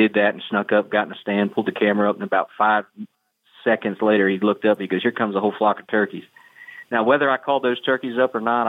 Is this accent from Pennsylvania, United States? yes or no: yes; Pennsylvania, United States; I'm from Pennsylvania.